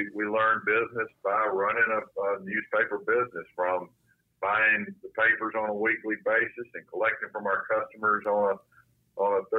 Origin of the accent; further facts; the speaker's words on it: Salisbury, North Carolina, United States; I grew up in Salisbury, North Carolina.